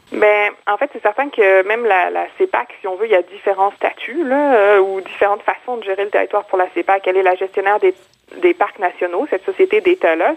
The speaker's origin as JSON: {"language": "French", "region": "Quebec", "country": "Canada", "said": "en tant que Québécois"}